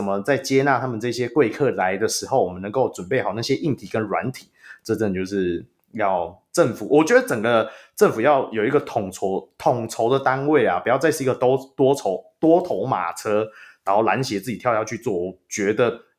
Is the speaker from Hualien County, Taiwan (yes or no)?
no; Taoyuan, Taiwan; 我是桃园人